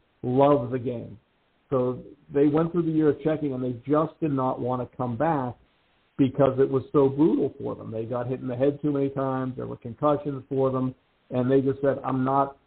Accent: Pittsburgh, Pennsylvania, United States; I grew up playing hockey in Pittsburgh

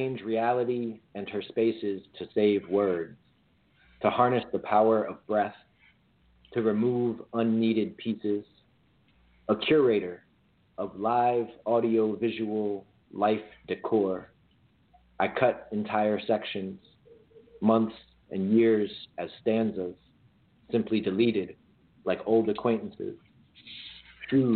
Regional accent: Crofton, Maryland, United States; also born or lived in Boston; now in Washington, D.C., United States; So I was born here in D.C. I was raised out in Crofton, Maryland.

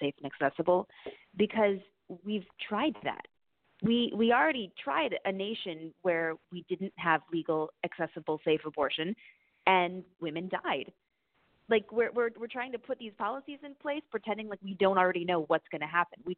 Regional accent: Wisconsin, United States; now in New York, United States; I'm from Wisconsin

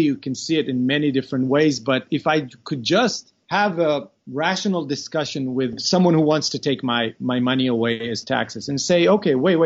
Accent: Israel; also born or lived in Beersheba, Israel; I was born in Beersheba, which is a southern city in Israel. But then at the age of 9, we moved to a kibbutz.

